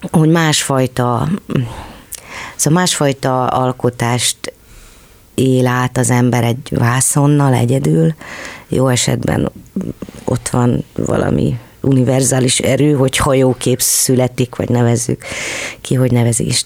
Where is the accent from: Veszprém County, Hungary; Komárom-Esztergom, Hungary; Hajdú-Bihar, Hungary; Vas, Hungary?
Komárom-Esztergom, Hungary; Tatabánya; moved away as an adult; also born or lived in Tata / Budapest; Tehát én, én Tatán érettségiztem, és elég jó tanuló voltam. És Tatabányán születtél? Igen